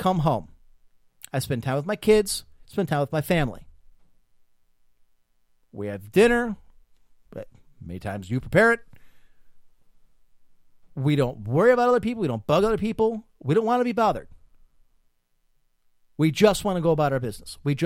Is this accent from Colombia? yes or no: no; Midwest, United States; as an American